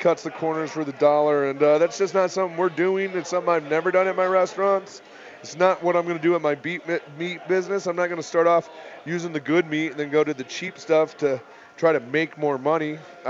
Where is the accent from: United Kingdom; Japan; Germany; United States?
United States; Iowa; We're from Iowa. You want lies, we can tell them all night.